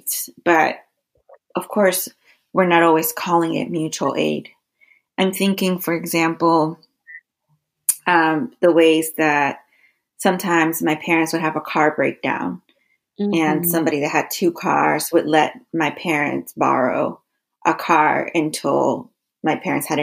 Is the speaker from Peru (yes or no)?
yes; Peru; now in Toledo, United States; I am from Peru